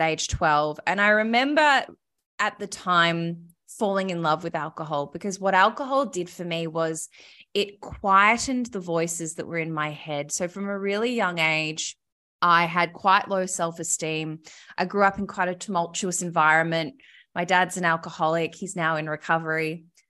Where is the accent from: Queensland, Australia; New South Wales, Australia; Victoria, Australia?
Victoria, Australia; Melbourne; also born or lived in Sydney; I lived in Sydney, but I'm from Melbourne originally